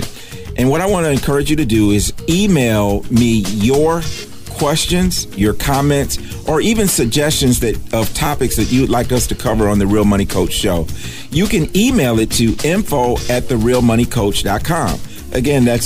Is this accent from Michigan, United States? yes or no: yes; Michigan, United States; now in Charlotte, United States; I grew up in Michigan.